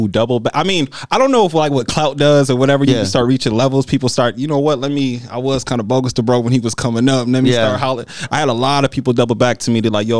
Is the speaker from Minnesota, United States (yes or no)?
yes; Minnesota, United States; now in Arizona, United States; I'm from Minnesota where I'm not used to all this weird act.